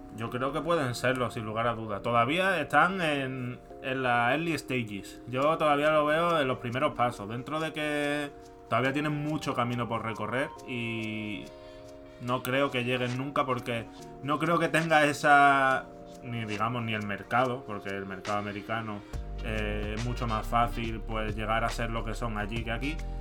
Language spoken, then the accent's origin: Spanish; Madrid, Community of Madrid, Spain; como soy madrileño